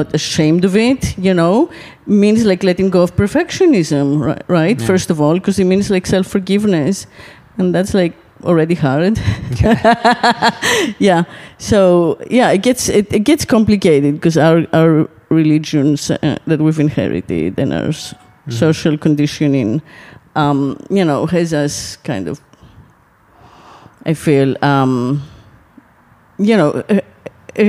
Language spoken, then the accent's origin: English; Greece; moved away; I I'm from Greece, so I have a home on Lesbos, so I go there every summer for like 2-3 months